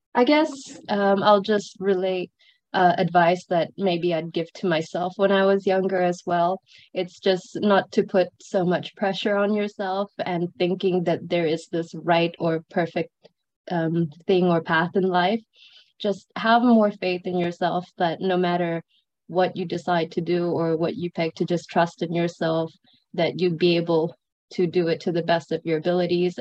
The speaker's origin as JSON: {"language": "English", "country": "Brunei", "tie": "born or raised there", "also_born_or_lived": "Sri Lanka / Edinburgh, United Kingdom", "moved": "as an adult", "lives_now": "Hong Kong", "said": "I grew up in Brunei for most of my life. I'm originally from Sri Lanka."}